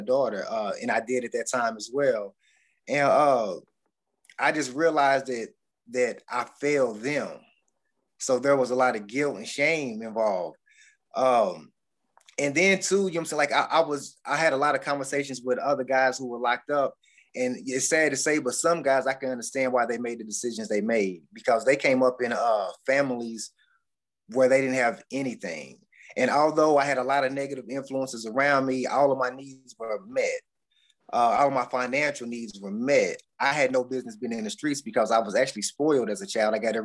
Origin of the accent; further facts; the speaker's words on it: Bowling Green, Kentucky, United States; I'm from Bowling Green, Kentucky. I grew up in a household where my father was a bootlegger